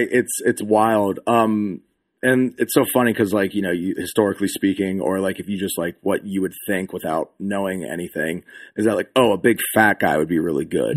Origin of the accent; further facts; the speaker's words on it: Pennsylvania, United States; moved away; I'm originally from Pennsylvania